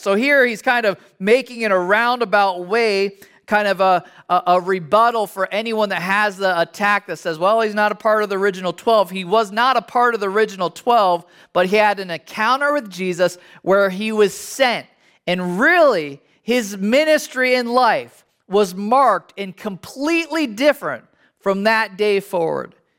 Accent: United States; as an American

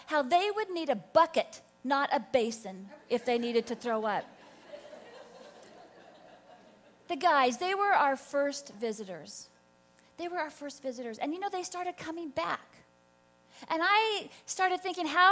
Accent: California, United States; I was from California

